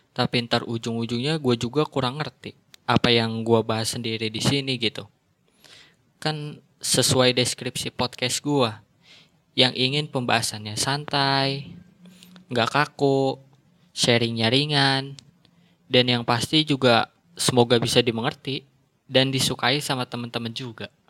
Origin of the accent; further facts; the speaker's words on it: Bekasi, West Java, Indonesia; also born or lived in Jakarta; Gue lahir di Jakarta, tapi tinggalnya di Bekasi. Ya, di sana hitung-hitung numpang lahir doang.